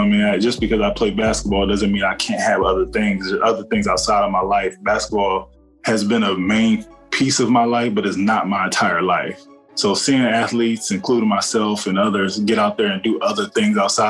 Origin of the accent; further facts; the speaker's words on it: Cleveland, Ohio, United States; moved away as an adult; I'm born and raised in Cleveland, Ohio